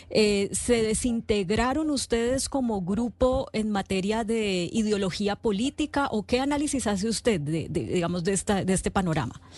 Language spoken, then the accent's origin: Spanish; Colombia; cuando uno está como aburrido de pensar como colombiano